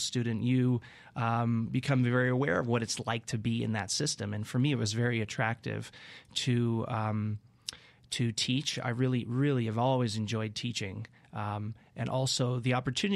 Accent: Canada; now in Fort Collins, United States; you probably hear it. I'm from Canada originally.

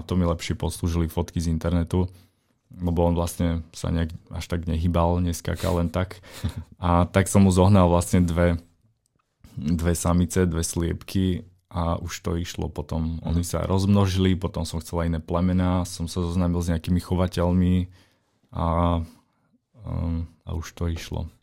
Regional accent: Slovakia; keď som prišiel na Slovensko k sebe domov

